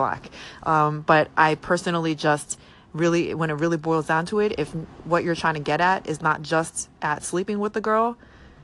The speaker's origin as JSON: {"language": "English", "region": "New York", "country": "United States", "said": "I'm from New York"}